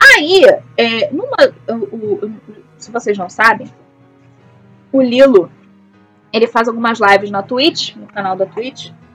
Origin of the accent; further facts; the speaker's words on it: Rio de Janeiro, Brazil; eu sou do Rio de Janeiro, eu falo isso com propriedade porque eu sou do Rio de Janeiro